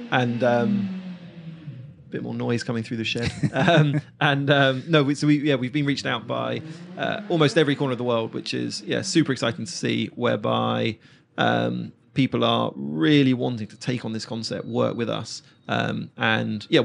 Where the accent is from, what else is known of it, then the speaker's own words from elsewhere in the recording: Reigate, South East England, United Kingdom; yeah, yeah, yeah, yeah, Even my, um, my hometown.